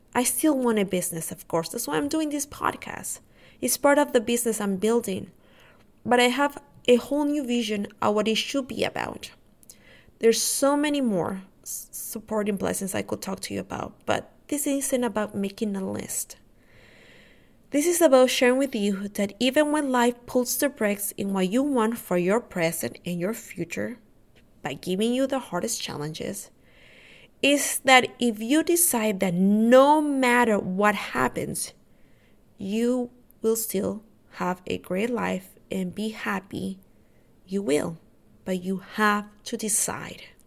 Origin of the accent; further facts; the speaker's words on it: Honduras; now in Texas, United States; my family lives in Honduras. I'm from Honduras.